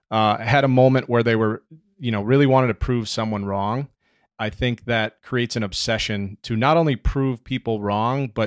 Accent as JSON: {"language": "English", "region": "Wisconsin", "country": "United States", "tie": "born or raised there", "also_born_or_lived": "New York", "moved": "as an adult", "said": "I'm a kid from Wisconsin"}